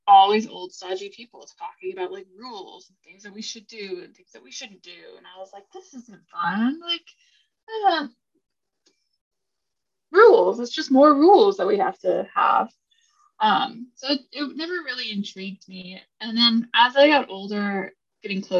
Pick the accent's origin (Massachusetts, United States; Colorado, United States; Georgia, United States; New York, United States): Colorado, United States; Colorado Springs; I grew up in Colorado Springs, which is one of the most religious, not Mormon obviously, but very, very conservative, very Christian centered town